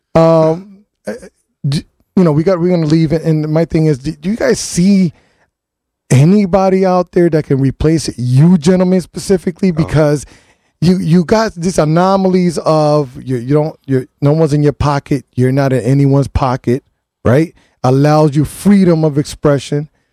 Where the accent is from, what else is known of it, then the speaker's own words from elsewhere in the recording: New Haven, Connecticut, United States; I'm born and raised in New Haven